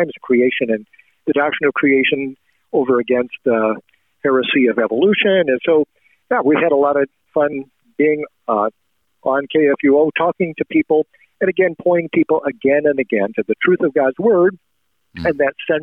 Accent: Nebraska, United States; moved away as an adult; now in Arnold, Missouri, United States; Nebraska being my home state, so that's where I grew up

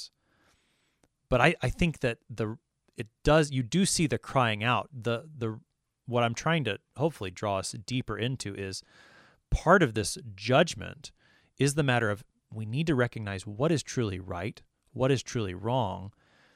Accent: United States; I am an American

